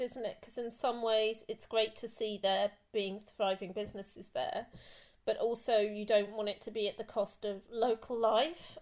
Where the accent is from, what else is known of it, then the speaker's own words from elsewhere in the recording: London, United Kingdom; I grew up in London as well